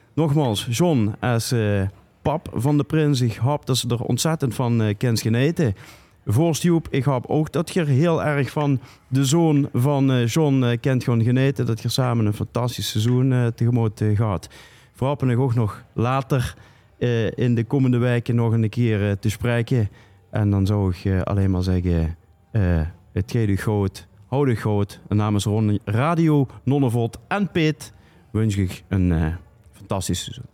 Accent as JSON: {"language": "Dutch", "town": "Sittard", "region": "Limburg", "country": "Netherlands", "said": "ik kom uit Zittert"}